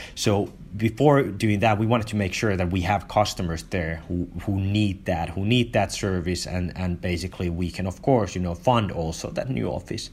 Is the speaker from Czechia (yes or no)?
no; Finland; I grew up in Finland